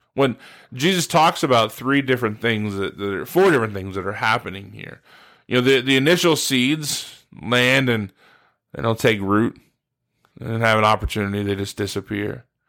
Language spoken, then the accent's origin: English; Steubenville, Ohio, United States; moved away as an adult; now in West Virginia, United States; I grew up in Steubenville, Ohio, uh, pretty much my whole life.